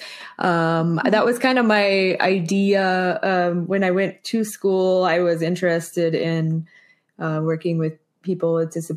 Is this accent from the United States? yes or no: yes; Springfield, Missouri, United States; I grew up in Springfield, Missouri